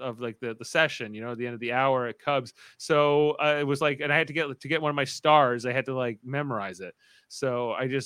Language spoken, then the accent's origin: English; Canada; my fellow Canadian